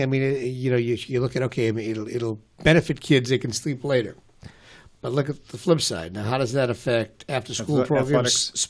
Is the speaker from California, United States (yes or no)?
no; Winchester, Massachusetts, United States; when I was growing up in Winchester schools